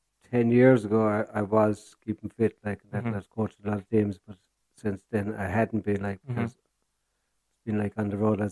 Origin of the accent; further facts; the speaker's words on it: Broadford, Munster, Ireland; moved away as an adult; also born or lived in Limerick / Kerry; now in County Kerry, Ireland; I'm from Garth and County Clare. So moved out from Limerick and international school there, fifth class, and went down to Scarve School for 3 years